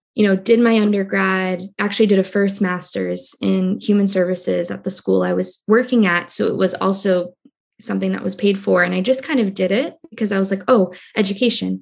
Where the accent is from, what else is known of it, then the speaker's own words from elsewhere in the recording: Cambridge, Massachusetts, United States; I was born in Cambridge, Massachusetts, which is a small town right outside of Boston